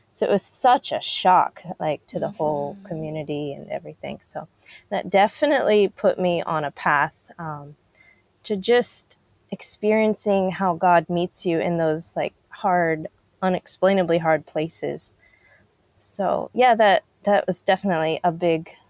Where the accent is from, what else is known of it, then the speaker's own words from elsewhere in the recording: DR Congo; I grew up in Congo, the Democratic Republic of Congo